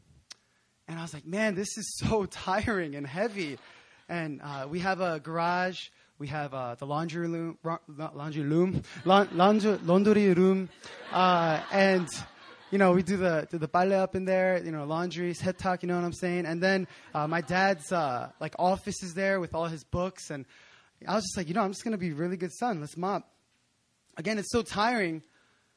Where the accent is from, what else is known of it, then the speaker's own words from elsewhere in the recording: Philadelphia, Pennsylvania, United States; moved away as an adult; also born or lived in New Jersey; now in South Korea; I grew up in Philadelphia in Pennsylvania in the States